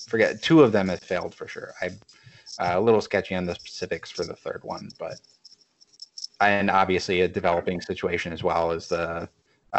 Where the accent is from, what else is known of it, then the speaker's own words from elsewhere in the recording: Ogemaw County, Michigan, United States; I grew up in Ogemaw County. I moved for high school further north